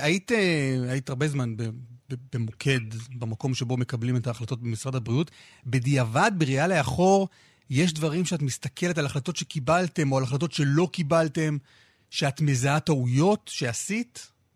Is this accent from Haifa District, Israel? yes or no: no; Jerusalem, Jerusalem District, Israel; אני כילד ירושלמי גדלתי עם, ה... עם המיתוס הזה שירושלים היא מרכז המדינה.